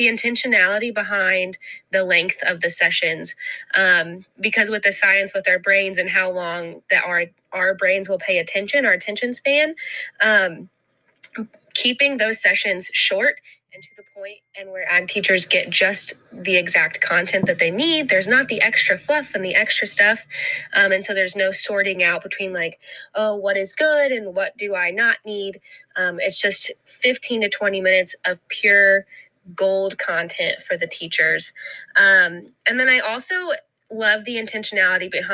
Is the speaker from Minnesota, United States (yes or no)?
yes; Ogilvie, Minnesota, United States; I am from Ogilvie, Minnesota